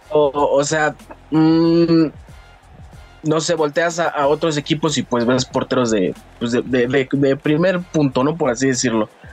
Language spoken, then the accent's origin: Spanish; Cuautitlán Izcalli, State of Mexico, Mexico; de acá de Cotitlán Izcalli, Estado de México.